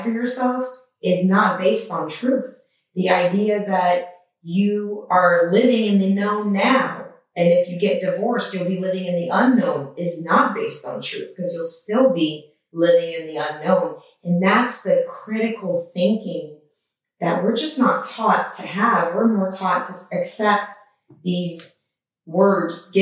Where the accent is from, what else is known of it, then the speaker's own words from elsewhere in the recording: Iran; now in United States; grew up in a war-torn country at the time I was born in Iran